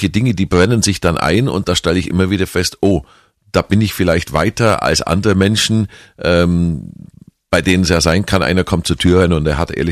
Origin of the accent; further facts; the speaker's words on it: Kempten, Bavaria, Germany; war immer schon politisch interessierter Mensch, vor allem eben in meiner Heimat. Ähm, und da habe ich mich mal einfach in Kempten geärgert